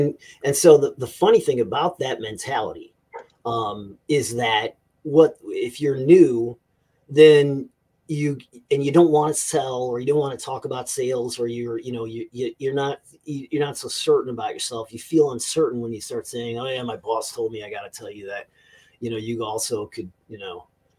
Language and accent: English; the South, United States; I need air conditioning because I'm from the South.